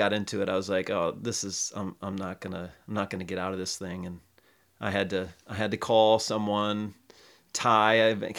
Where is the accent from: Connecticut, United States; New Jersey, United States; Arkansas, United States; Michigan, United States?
Michigan, United States; Detroit; And it's different than the mud I grew up in Detroit.